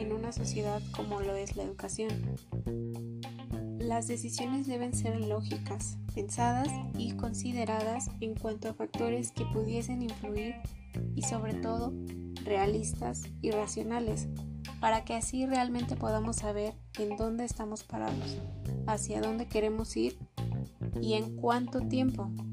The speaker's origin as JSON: {"language": "Spanish", "country": "Mexico", "said": "tenemos todos los mexicanos"}